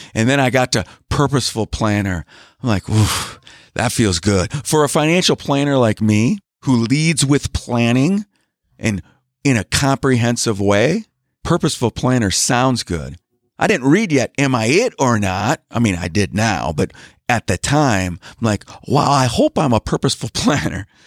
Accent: Wisconsin, United States; I'm from Wisconsin. I live in Wisconsin.

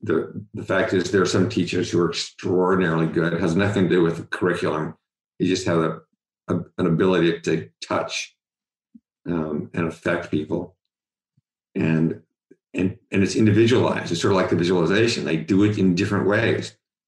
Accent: Cincinnati, Ohio, United States; and it's not true when I grew up in Cincinnati.

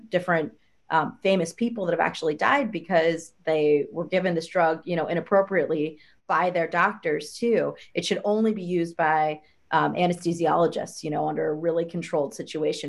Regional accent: Ohio, United States; moved away; I'm from the Midwest. I'm actually from Ohio, and I have a lot of family members and friends at home

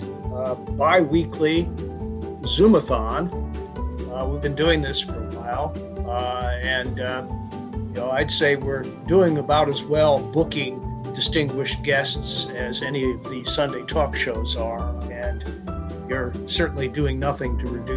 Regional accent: Maryland, United States; my home state of Maryland

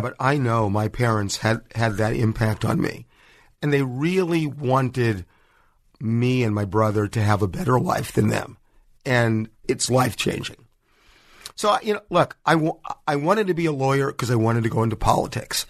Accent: Los Angeles, California, United States

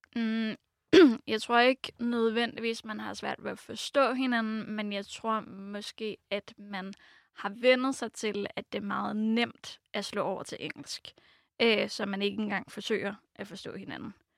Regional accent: Oslo, Norway; first language Norwegian; Danish is a second language; moved away as an adult; also born or lived in France; now in Denmark; jeg er fra Oslo

